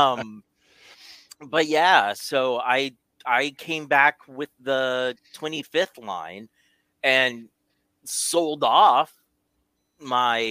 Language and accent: English; Kentucky, United States; where I grew up in Kentucky